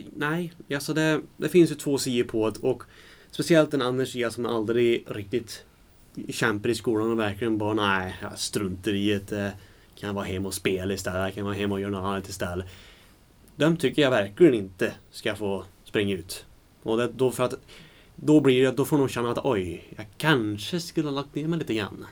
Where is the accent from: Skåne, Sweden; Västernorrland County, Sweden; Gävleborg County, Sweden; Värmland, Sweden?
Värmland, Sweden; accent: Värmländska; jag har pratat värmländska så himla mycket